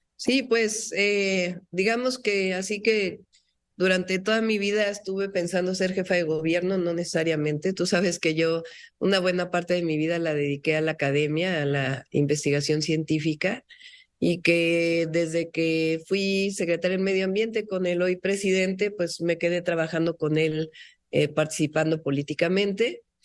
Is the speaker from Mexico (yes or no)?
yes; Mexico City, Mexico; Yo soy científica, nací en la Ciudad de México, soy mujer